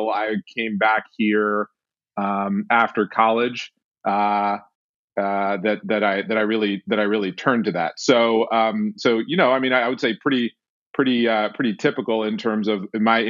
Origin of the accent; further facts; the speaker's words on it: Washington, District of Columbia, United States; I was born in Washington, D.C., and I grew up in Washington, D.C.